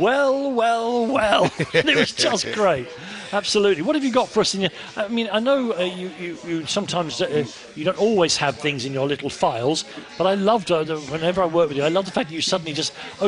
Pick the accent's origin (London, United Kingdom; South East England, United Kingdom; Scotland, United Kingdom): London, United Kingdom; I'm from Islington, all my family support Arsenal